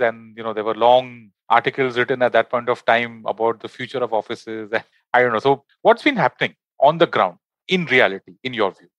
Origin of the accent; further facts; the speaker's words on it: Mumbai, Maharashtra, India; I'm from Bombay